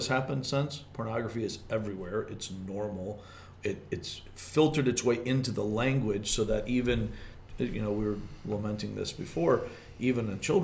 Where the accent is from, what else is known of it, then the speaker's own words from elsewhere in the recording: Michigan, United States; accent: regional dialect; I'm from Michigan.